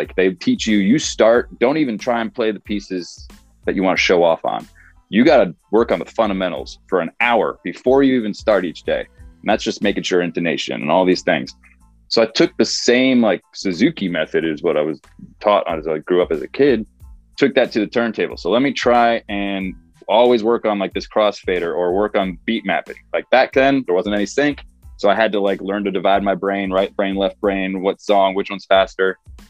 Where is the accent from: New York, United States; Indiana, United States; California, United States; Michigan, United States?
New York, United States; also born or lived in Pennsylvania / Connecticut / Chicago; now in Los Angeles, United States; I was born in Pennsylvania, grew up in New York and Connecticut, spent a long time in Chicago, and then moved out